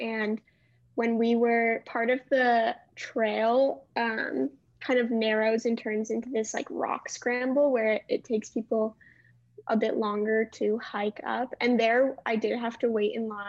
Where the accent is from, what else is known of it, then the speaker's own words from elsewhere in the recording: Cleveland, Ohio, United States; moved away as an adult; now in Charlottesville, United States; I'm a second year. I'm from Cleveland, Ohio